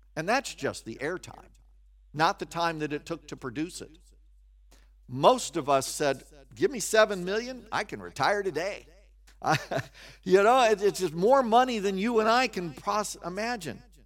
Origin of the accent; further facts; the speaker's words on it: Kansas, United States; also born or lived in West Virginia; I grew up in Kansas